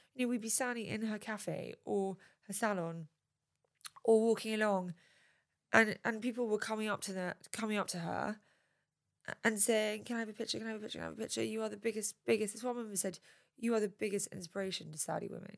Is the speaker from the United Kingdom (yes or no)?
yes; United Kingdom; I'm British